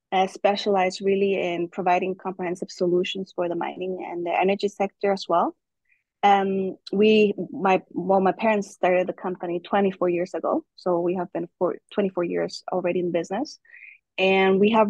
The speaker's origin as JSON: {"language": "English", "country": "Germany", "tie": "born or raised there", "first_language": "German", "second_language": "English", "said": "So my German is really, in fact, my first language because I grew up in Germany, so sometimes I feel more German than I feel Guatemalan just because most of my friends are German."}